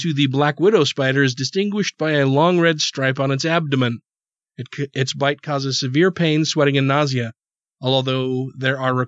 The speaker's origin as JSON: {"language": "English", "region": "Utah", "country": "United States", "accent": "Utah", "said": "my own Utah accent"}